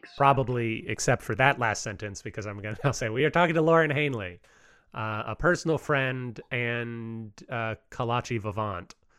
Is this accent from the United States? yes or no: yes; outside of Houston, Texas, United States; I grew up outside of Houston